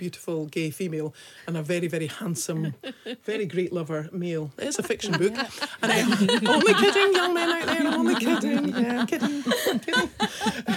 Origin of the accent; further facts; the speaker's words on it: Scotland, United Kingdom; we're from Scotland